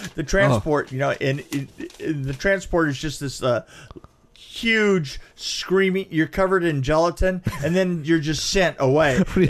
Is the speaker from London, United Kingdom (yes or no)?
yes; London, United Kingdom; I'm from London and I'm from the theater.